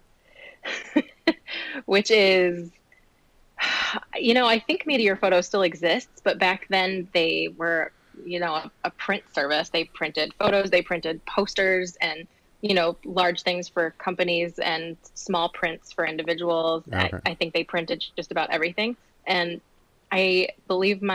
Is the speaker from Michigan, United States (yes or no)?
yes; Holly, Michigan, United States; born or raised there; also born or lived in Grosse Pointe, Michigan / White Lake, Michigan / Waterford, Michigan